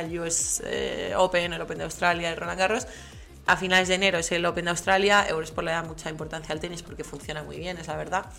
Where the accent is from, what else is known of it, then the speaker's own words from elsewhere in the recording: Las Rozas, Community of Madrid, Spain; De las Rozas